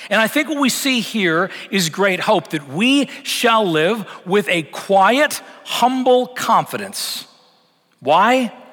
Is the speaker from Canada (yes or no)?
yes; Canada; moved away as an adult; now in United States; been in Texas almost seven years, and that still feels strange to me. Because you got to remember where I came from coming from Canada, coming from a very secularized context.